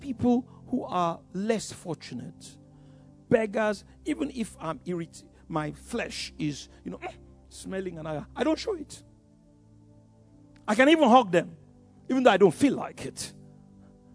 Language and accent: English; Yorubaland, Nigeria; I grew up in Yoruba land. We are wonderful people